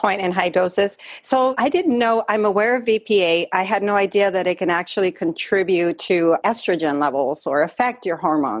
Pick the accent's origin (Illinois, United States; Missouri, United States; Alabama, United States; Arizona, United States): Arizona, United States; moved away; I grew up in Arizona. I know what the summers are like.